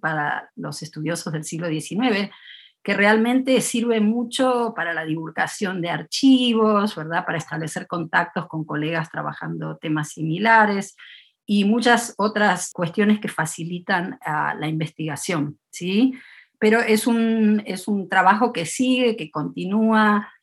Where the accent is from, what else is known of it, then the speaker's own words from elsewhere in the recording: Buenos Aires, Argentina; now in Davis, United States; he pasado mucho más tiempo en Estados Unidos que en Argentina, en Buenos Aires, la ciudad donde nací